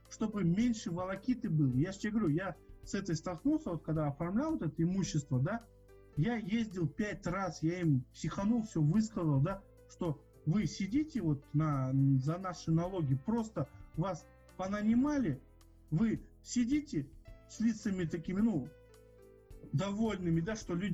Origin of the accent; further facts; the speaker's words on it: Germany; Да, я немец.